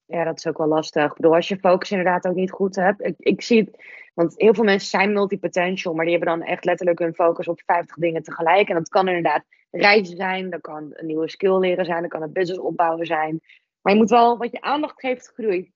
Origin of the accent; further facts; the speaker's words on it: Netherlands; als Nederlander